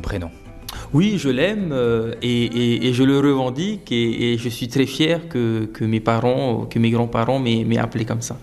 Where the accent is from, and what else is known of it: Windward Islands, French Polynesia; born or raised there; also born or lived in Austral Islands